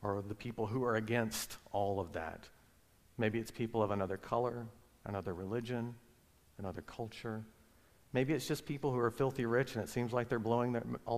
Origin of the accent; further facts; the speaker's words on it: Alabama, United States; moved away; also born or lived in Virginia; I grew up in Alabama